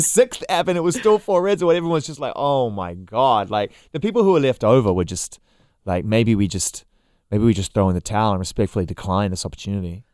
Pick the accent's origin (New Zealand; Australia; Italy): New Zealand; moved away as an adult; also born or lived in United Kingdom; I was from New Zealand